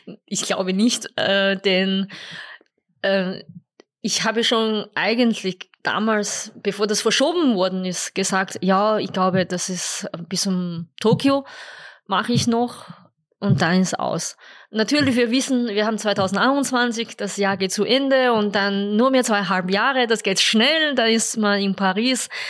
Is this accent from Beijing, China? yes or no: yes; Beijing, China; German is a second language; moved away as an adult; also born or lived in Upper Austria, Austria; now in Austria; Ich bin in Peking geboren und, äh, und vor allem auch im Internat.